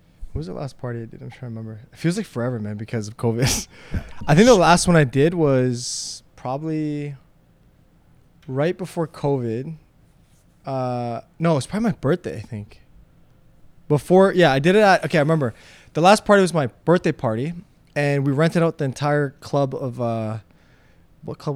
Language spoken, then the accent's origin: English; Toronto, Ontario, Canada; also born or lived in Slovakia / Hamilton / Unionville; then we moved to Toronto, Hamilton, Unionville, Toronto